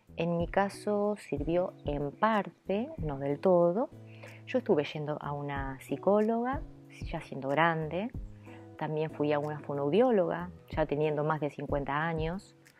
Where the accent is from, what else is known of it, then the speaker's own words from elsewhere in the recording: Buenos Aires, Argentina; first language Italian; Spanish is a second language; mi madre me llevó al hospital Archerich, que es donde yo nací, en la capital de Buenos Aires